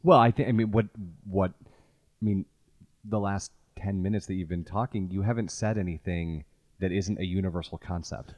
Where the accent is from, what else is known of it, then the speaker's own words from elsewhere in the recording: Chicago, Illinois, United States; a white kid growing up in Chicago